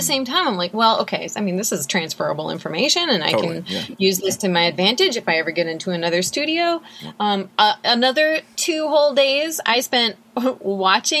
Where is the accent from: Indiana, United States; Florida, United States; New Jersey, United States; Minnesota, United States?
Minnesota, United States; I grew up in Minnesota